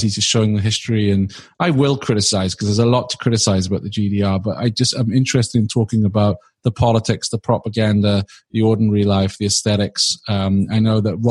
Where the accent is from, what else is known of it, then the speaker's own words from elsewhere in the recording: Swansea, Wales, United Kingdom; Swansea, my hometown